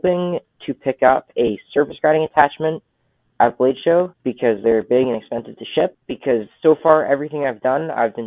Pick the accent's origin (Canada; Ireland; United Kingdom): Canada; being Canadian